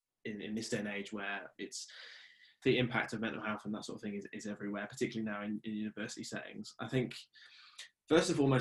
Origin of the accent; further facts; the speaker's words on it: Oxford, South East England, United Kingdom; moved away as an adult; now in Northern Ireland, United Kingdom; And now I'm in Northern Ireland now, and I'm from Oxford